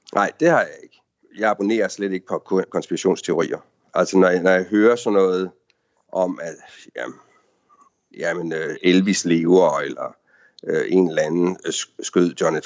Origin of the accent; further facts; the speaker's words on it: Denmark; now in Washington, D.C., United States; vi er danskere